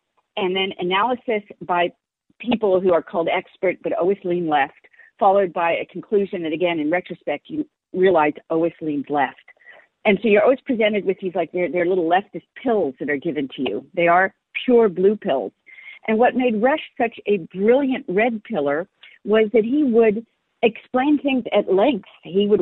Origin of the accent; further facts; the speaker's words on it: San Francisco, California, United States; I was raised in San Francisco and was part of the San Francisco scene.